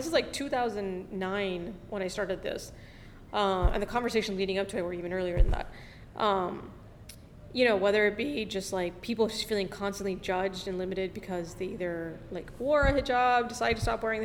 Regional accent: Miami, Florida, United States; moved away; growing up in Miami

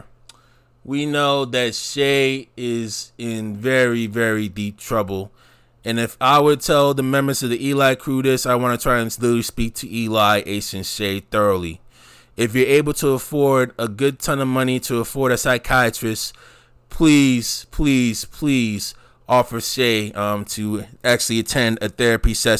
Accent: New York City, New York, United States; back in my early years growing up in the New York City metropolitan area

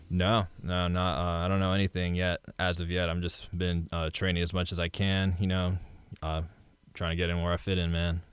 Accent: Webster, Texas, United States; I grew up in Webster

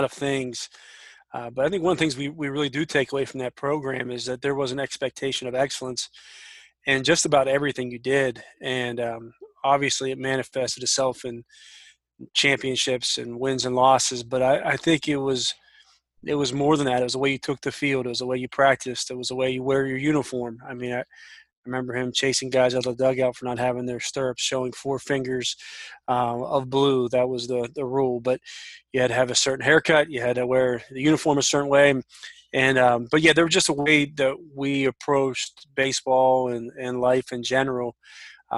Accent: Washington, Pennsylvania, United States; moved away as an adult; also born or lived in Marietta, Ohio; now in Granville, United States; I grew up in Pittsburgh, Pennsylvania, just south of a little town called Washington, PA

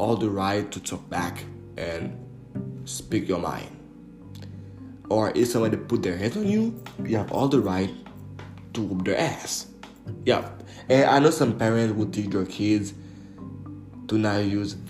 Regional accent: Montreal area, Quebec, Canada; also born or lived in Port-au-Prince, Haiti / Laval / Repentigny / Mascouche; I was born and raised in Haiti, in Port-au-Prince. I came to Montreal, Canada at a really young age. I used to live in Laval. And over there in Laval, I was in a public elementary school

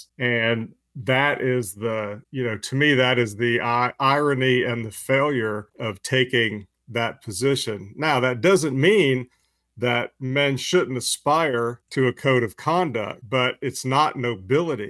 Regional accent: United States; as an American

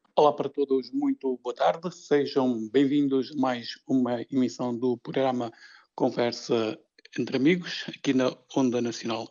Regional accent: Vila Nova de Famalicão, Norte, Portugal; eu que sou aqui do Norte, sou de, aqui de Vila Nova de Famalicão

